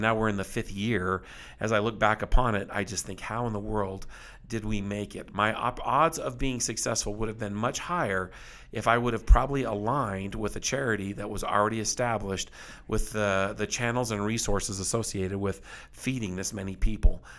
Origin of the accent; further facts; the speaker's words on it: South Texas, United States; as a boy, when I was raised in South Texas, I was, um, very poor